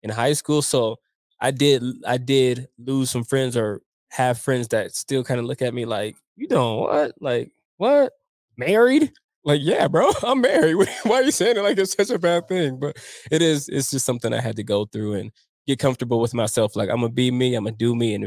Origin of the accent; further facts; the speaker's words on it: Denver, Colorado, United States; growing up in Montbello with my friends and my family